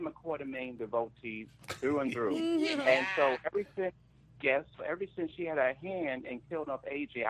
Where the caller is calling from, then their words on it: New York City, New York, United States; calling from Brooklyn.